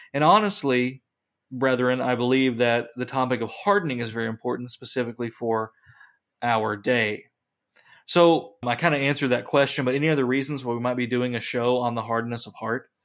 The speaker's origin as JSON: {"language": "English", "region": "Kentucky", "country": "United States", "tie": "born or raised there", "said": "I grew up in Kentucky in the mountains"}